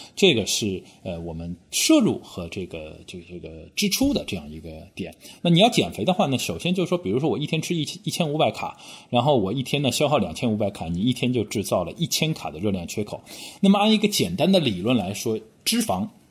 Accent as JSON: {"language": "Chinese", "region": "Shanghai", "country": "China", "moved": "yes", "lives_now": "London, United Kingdom", "said": "我们上海话叫"}